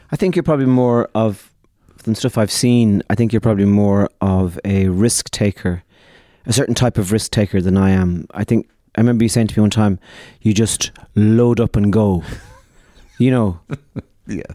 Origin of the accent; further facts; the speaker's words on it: Ireland; We are a people, the Irish, who had uh, our country